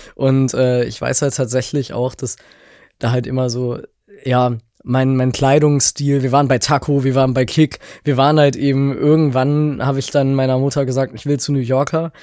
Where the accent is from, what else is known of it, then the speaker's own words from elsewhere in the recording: Leipzig, Saxony, Germany; ich bin aus Leipzig